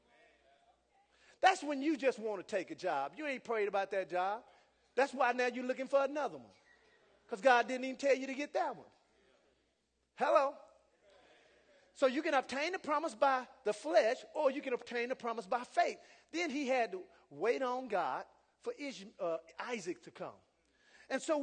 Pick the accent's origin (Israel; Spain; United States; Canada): United States; also born or lived in Jamaica; I'm from America